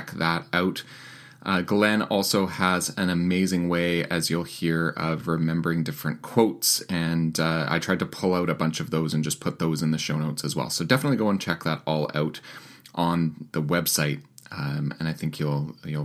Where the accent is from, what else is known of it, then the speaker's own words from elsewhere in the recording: Winnipeg, Manitoba, Canada; my hometown of Winnipeg, Manitoba